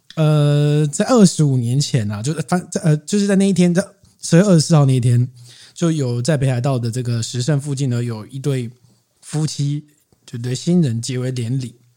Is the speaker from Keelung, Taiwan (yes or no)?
yes; Keelung, Taiwan; 因为我是基隆人